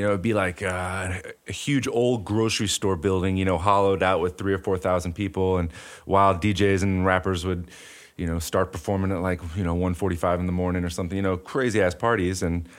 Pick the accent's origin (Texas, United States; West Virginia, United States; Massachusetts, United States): Texas, United States; Houston; I grew up in Houston or just outside of Houston in the burbs.